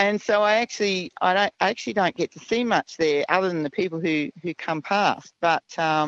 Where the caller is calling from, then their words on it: Sarina, Queensland, Australia; I'm ringing from Serena, and I'm on my way home from Beef Week.